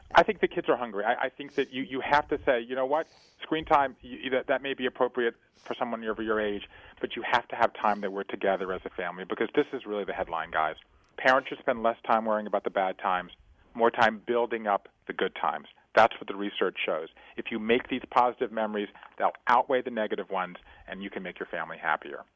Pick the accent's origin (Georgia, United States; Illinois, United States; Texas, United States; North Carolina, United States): Georgia, United States; Savannah; I grew up in Savannah, Georgia, as a fifth-generation Jew in the American South